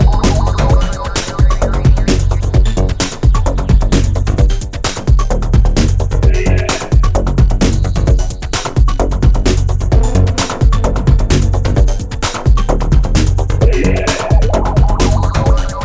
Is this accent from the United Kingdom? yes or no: yes; Liverpool, North West England, United Kingdom; I was from Liverpool